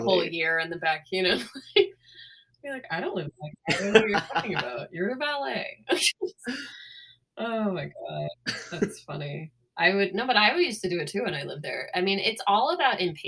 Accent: Northern California, United States; moved away; The number had my hometown area code.

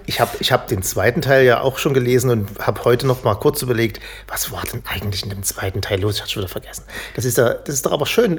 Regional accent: East Germany, Germany; als Ossi

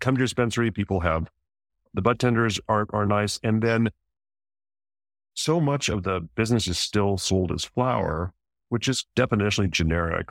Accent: New Mexico, United States; I grew up in New Mexico

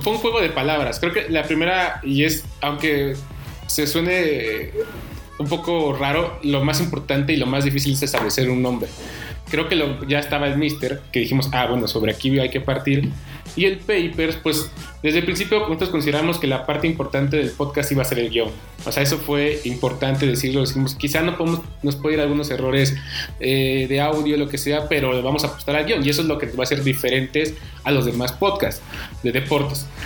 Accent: Oaxaca, Mexico; moved away; yo soy de Oaxaca, comencé haciendo periodismo allá

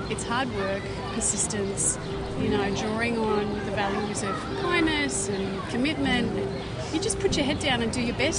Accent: New Zealand; now in New York, United States; I will often get asked if my accent is British.

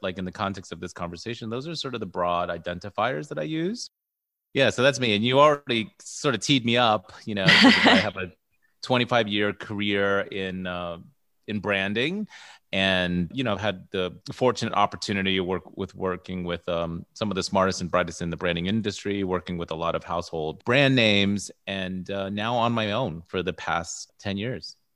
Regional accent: United States; I identify as American-born, Filipino, and Guamanian.

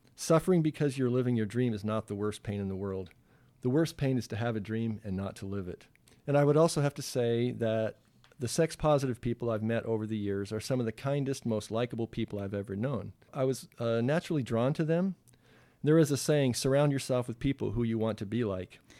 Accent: Toronto, Ontario, Canada; moved away as an adult; raised in a suburb here in Toronto, and I consider Toronto my hometown.

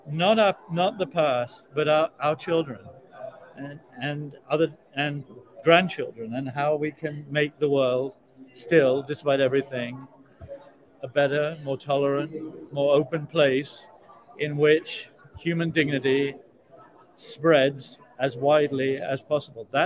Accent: South Africa; I come from South Africa. I mean, I spent my entire childhood and adolescence listening to my relatives saying the cataclysm was coming.

